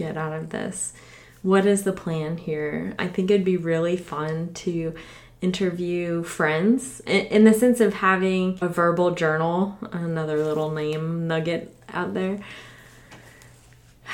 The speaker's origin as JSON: {"language": "English", "town": "Orlando", "region": "Florida", "country": "United States", "tie": "born or raised there", "said": "I grew up in Orlando, Florida"}